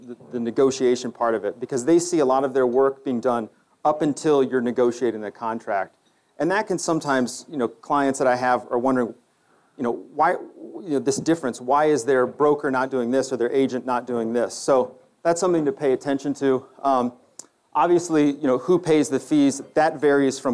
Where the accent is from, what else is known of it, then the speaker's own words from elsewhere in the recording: United States; also born or lived in China; being American